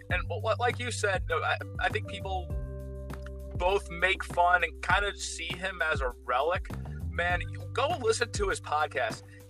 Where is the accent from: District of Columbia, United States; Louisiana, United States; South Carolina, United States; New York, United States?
New York, United States; I'm an Italian from New York